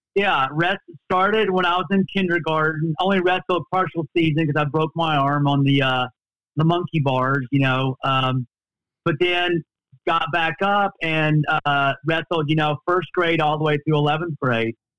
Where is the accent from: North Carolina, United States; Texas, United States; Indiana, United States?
Texas, United States; growing up in Texas